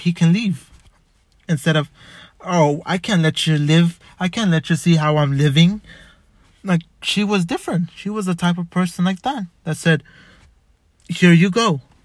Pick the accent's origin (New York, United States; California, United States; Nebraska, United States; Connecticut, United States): California, United States; Los Angeles; I was born in Boyle Heights. I was born in White Memorial back in September.